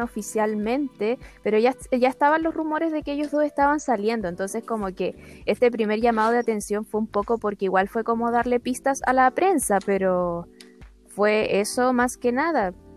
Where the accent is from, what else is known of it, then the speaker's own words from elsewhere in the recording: Chile; siendo chilena